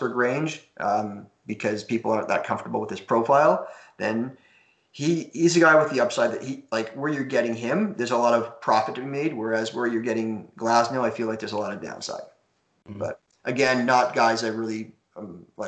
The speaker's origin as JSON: {"language": "English", "town": "Toronto", "region": "Ontario", "country": "Canada", "said": "I'm from Toronto"}